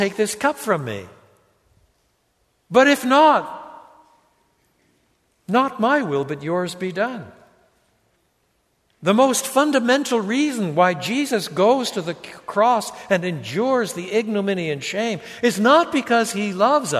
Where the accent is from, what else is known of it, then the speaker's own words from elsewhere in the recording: Canada; first language English and French; I was brought up in English and French. In French Canada, I was brought up with both languages.